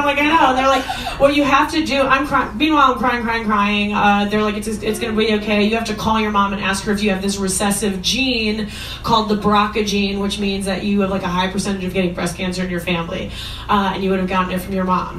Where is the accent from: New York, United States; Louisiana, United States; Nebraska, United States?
New York, United States; Long Island; I'm a Jew from Long Island